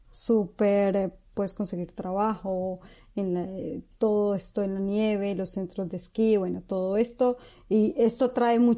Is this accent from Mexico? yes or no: no; Colombia; moved away as an adult; now in New Zealand; Aparte que para nosotros como, como colombianos es algo wow, no, pues nosotros nunca vemos la nieve